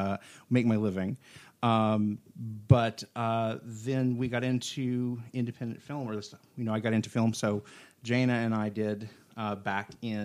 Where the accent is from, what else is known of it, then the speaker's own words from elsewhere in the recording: Oklahoma, United States; accent: Okie; You can't hear my accent as much because I'm behaving myself. But every once in a while, the oak can come out, and it's pretty bad sometimes.